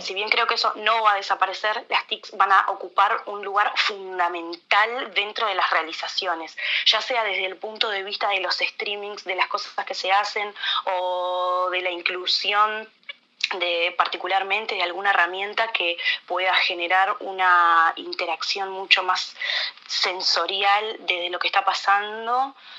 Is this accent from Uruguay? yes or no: yes; Uruguay